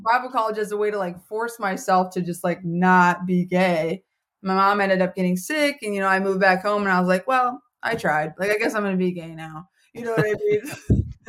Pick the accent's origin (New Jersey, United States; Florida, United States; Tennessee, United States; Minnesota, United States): Minnesota, United States; moved away as an adult; also born or lived in Colorado; now in Philadelphia, United States; I didn't grow up there. I grew up in Minnesota